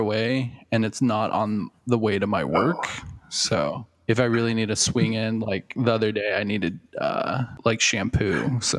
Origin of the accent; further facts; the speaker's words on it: Texas, United States; moved away as an adult; also born or lived in Los Angeles, California; because I was from Texas.